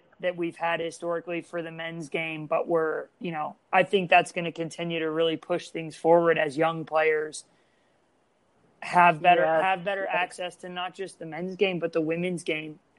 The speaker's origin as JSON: {"language": "English", "country": "United States", "tie": "born or raised there", "said": "having grown up and played in the game here"}